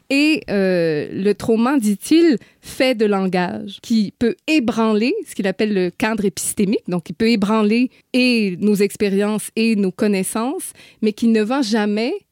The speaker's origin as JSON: {"language": "French", "region": "New Brunswick", "country": "Canada", "said": "Je suis du Nouveau-Brunswick, oui. Donc, je vis à une heure"}